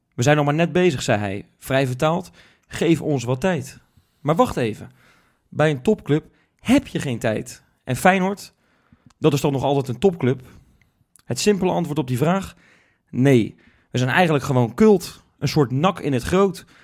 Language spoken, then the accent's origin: Dutch; Rotterdam, South Holland, Netherlands; Wij zijn Rotterdammers